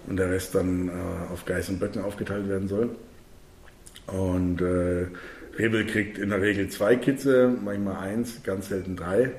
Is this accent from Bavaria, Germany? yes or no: yes; Bavaria, Germany; also born or lived in Munich; bei uns in Bayern